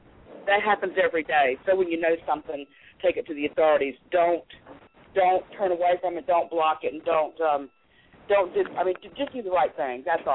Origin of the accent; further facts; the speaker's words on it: the South, United States; Okay, well, I've got some connections down here in Florida. I'm from the South.